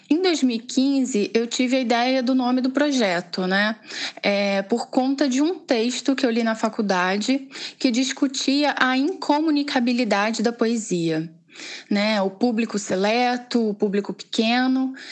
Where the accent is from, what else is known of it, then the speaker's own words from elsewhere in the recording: Itaboraí, Rio de Janeiro, Brazil; porque eu não sou da capital, né? Eu sou do interior, digamos assim, né? Eu sou de Itaboraí.